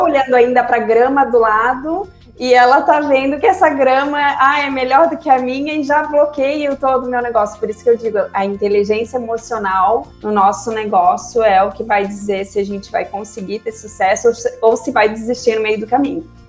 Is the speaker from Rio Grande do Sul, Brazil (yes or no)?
no; Florianópolis, Santa Catarina, Brazil; also born or lived in Cuiabá; eu sou aqui de Santa Catarina, né? Já, já moro em Florianópolis desde que eu me conheço por gente.